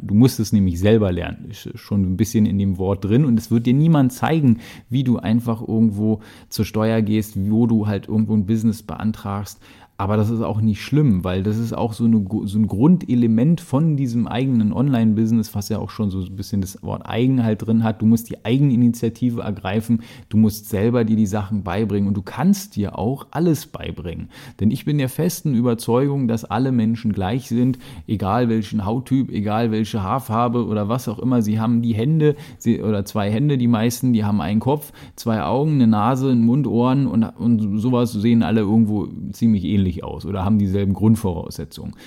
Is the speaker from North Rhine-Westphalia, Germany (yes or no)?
no; Berlin, Germany; ich rede halt so einfach, wie ja, mir die Schnauze gewachsen ist, denn ich komme aus Berlin